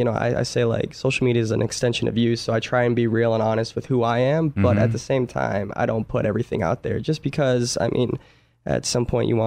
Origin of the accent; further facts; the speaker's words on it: Kalamazoo, Michigan, United States; now in Los Angeles, United States; From Kalamazoo, Michigan.